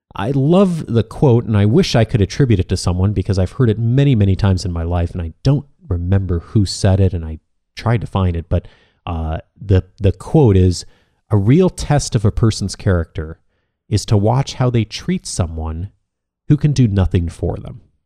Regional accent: Midwest, United States; moved away as an adult; also born or lived in California; I grew up in the Midwest. I'd moved to California

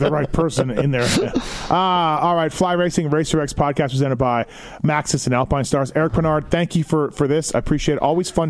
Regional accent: Canada; I always just think to myself as this kid growing up in Canada

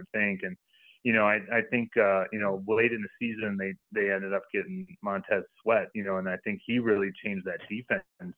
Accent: Minnesota, United States; I'm from Minnesota, so I like the Vikings.

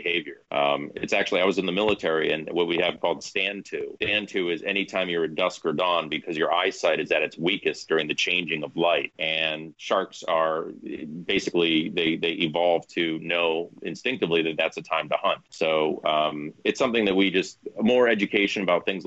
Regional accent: Martha's Vineyard, Massachusetts, United States; now in Boston, United States; I'm from Martha's Vineyard, and I can tell you the story about growing up there

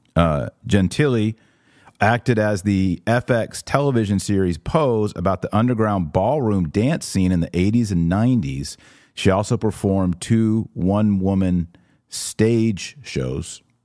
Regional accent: Texas, United States; as a Texan myself

